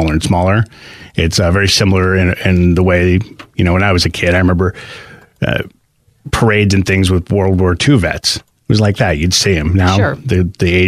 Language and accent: English; New Jersey, United States; now in Northeast Pennsylvania, United States; Growing up in New Jersey